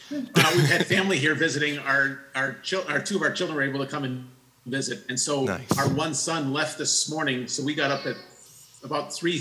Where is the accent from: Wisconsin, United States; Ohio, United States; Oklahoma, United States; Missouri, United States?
Wisconsin, United States; near Milwaukee; moved away as an adult; now in Sarajevo, Bosnia and Herzegovina; We had lived our whole life basically in Wisconsin. I was born, raised, went to school, worked in Wisconsin for the first 50 years of my life.